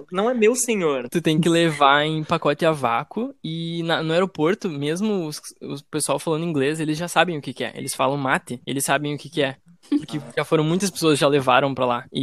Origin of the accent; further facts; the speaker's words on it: South Korea; Eu sou coreano.